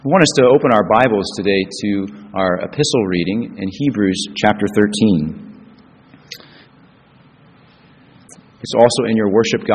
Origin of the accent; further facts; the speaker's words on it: Springfield, United States; moved away; also born or lived in Chicago; It's always good to be back in Springfield for me. And it's my hometown.